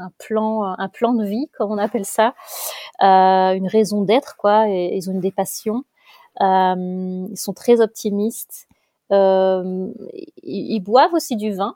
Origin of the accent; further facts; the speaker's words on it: Lille, Hauts-de-France, France; moved away as an adult; now in Mainz, Germany; je suis une ch'ti, on a la famille, euh, on est une famille de ch'tis